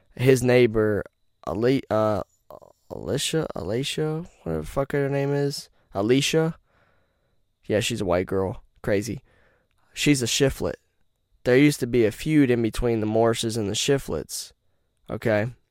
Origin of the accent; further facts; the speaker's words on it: Rocky Mount, North Carolina, United States; I'm from Rocky Mount, where people die every day